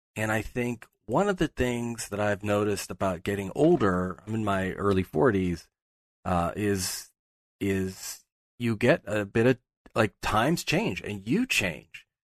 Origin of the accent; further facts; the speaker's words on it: Pittsburgh, Pennsylvania, United States; moved away; I'm from Pittsburgh.